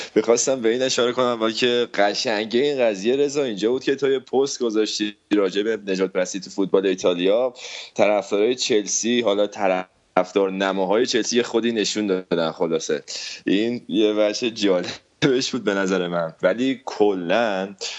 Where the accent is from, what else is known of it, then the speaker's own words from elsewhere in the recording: Iran; من به عنوان یه ایرانی